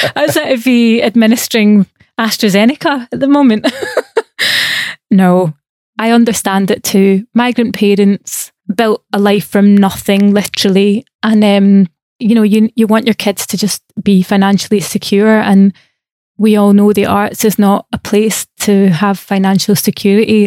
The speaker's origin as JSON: {"language": "English", "region": "Scotland", "country": "United Kingdom", "said": "I also have privilege as a Scottish person where I had free education, right? That's why I went to art school"}